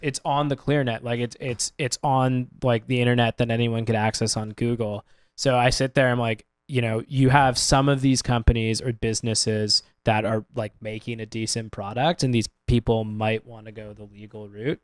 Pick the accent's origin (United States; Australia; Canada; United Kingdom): Canada; as a Canadian